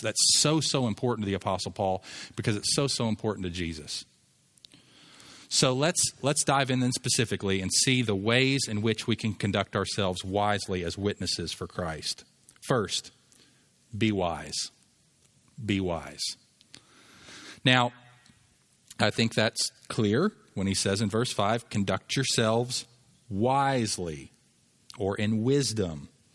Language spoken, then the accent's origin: English; United States; I'm an American